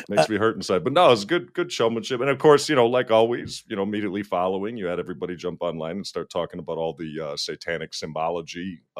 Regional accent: Minnesota, United States; being a Minnesotan

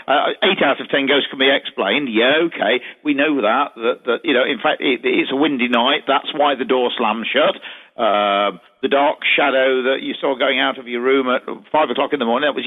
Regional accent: Derby, East Midlands, United Kingdom; what about Derby University? This is my hometown.

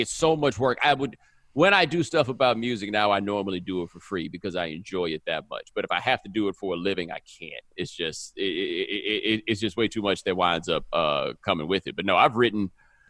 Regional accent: Houston, Texas, United States; I'm from Houston

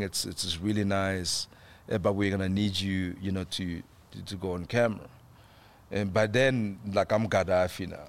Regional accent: South Africa; as a South African actor

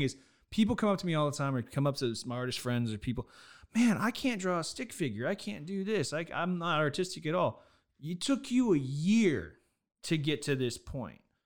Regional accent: Nevada, United States; I'm from Nevada

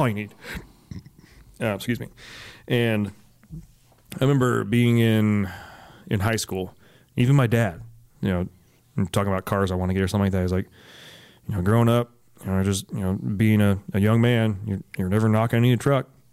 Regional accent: Alameda, California, United States; moved away; also born or lived in San Jose; I grew up, for the most part, in Alameda. It is an island in the San Francisco Bay, right next to Oakland

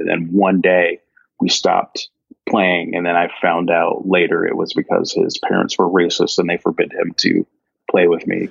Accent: Cincinnati, Ohio, United States; moved away as an adult; also born or lived in Evendale, Ohio / Washington, D.C. / New York City; growing up in Cincinnati, I lived in Cincinnati proper for the first part of my like childhood

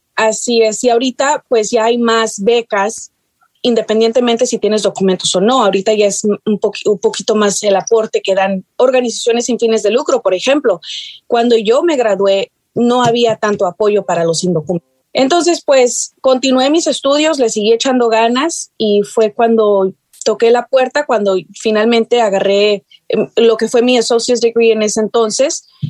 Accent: North Texas, United States; born or raised there; also born or lived in San Luis Potosí, Mexico / Chicago, Illinois

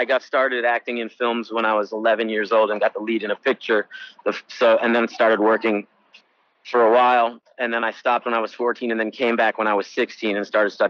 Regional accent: Chicago, Illinois, United States; My brother and sister came with my mom a couple of years later. So my family's been here a really long time. I was born in Chicago in 72.

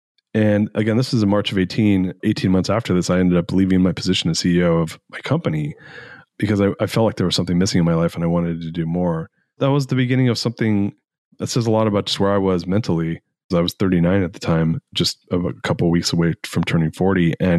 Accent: Fullerton, California, United States; also born or lived in Anaheim Hills; I grew up in Orange County, California, and I grew up in a middle-class neighborhood originally and moved in Fullerton, California, and then ended up moving to Anaheim Hills, California, which is more of an upper-middle-class area.

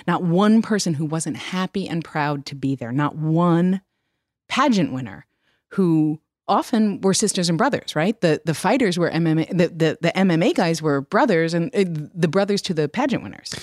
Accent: New York, United States; I grew up in New York

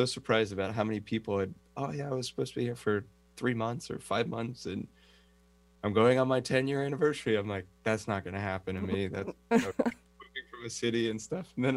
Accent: San Francisco Bay Area, California, United States; moved away as an adult; also born or lived in Los Angeles, California, United States; now in Kauai, United States; I was born and raised in the San Francisco Bay Area in California

